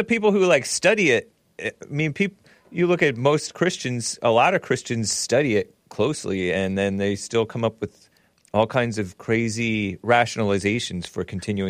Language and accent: English; Southern California, United States; A lot of friends of mine when I was young, they're more Hispanics because I grew up in SoCal, Southern California.